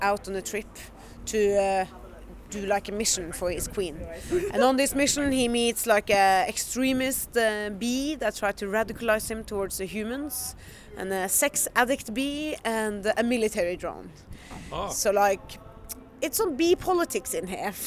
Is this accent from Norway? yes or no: yes; Norway; I'm from Norway